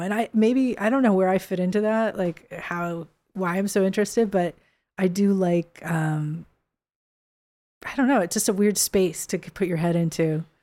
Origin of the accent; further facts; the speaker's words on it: Bay Area, California, United States; moved away as an adult; also born or lived in San Francisco; now in Los Angeles, United States; I never lived there as a kid, but I lived south of there as a kid, like half hour